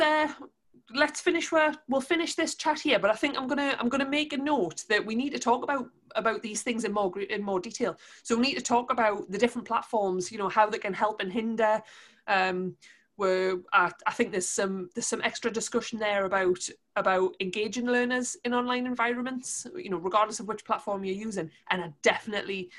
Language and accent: English; Newcastle upon Tyne, North East England, United Kingdom; accent: Geordie; we're from Newcastle, given my Geordie accent